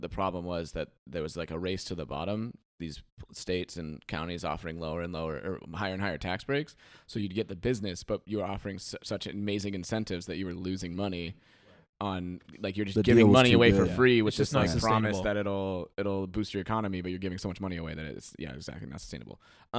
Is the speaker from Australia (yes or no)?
yes; Australia; And I'm like, yeah, I'm from Australia.